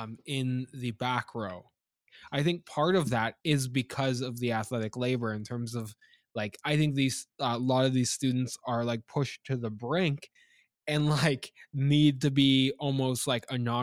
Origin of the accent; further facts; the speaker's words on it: Canada; moved away as an adult; also born or lived in South Carolina; Me as a Canadian, always a sports fan, always interested, but down in the southern states, not really knowing my place